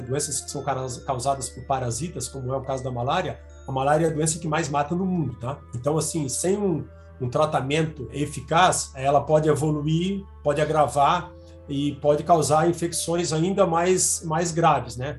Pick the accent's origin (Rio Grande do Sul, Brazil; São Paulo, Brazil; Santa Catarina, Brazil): Santa Catarina, Brazil; Balneário Camboriú; moved away as an adult; also born or lived in Florianópolis; now in Campinas, Brazil; Eu sou nascido em Balneário Camboriú, Santa Catarina